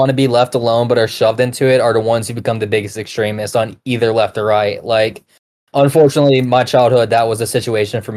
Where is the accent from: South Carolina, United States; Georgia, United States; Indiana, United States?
Georgia, United States; I'm from Georgia